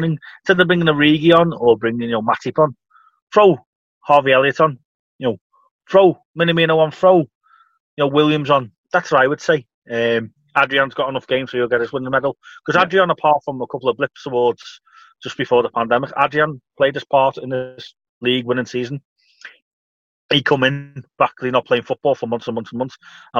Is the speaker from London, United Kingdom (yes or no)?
no; Liverpool, North West England, United Kingdom; I was brought up in Liverpool